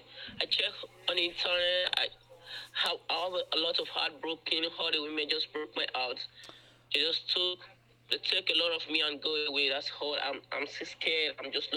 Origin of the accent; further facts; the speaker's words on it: Maryland, United States; Okay, I said I'm from Maryland.